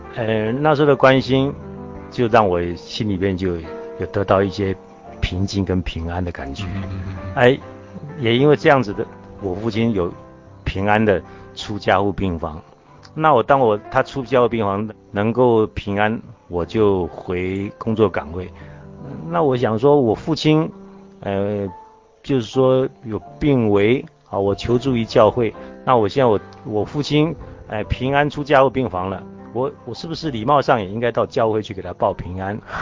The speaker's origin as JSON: {"language": "Chinese", "country": "Taiwan", "tie": "born or raised there", "also_born_or_lived": "Jiangsu (ancestral)", "said": "我是从大陆来的，在台湾生的"}